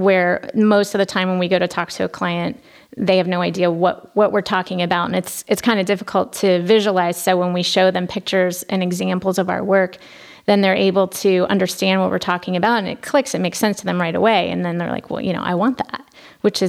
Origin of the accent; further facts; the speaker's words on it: Columbus, Ohio, United States; also born or lived in Michigan; I'm from Columbus. I graduated from Bexley High School. So we're right here in the hometown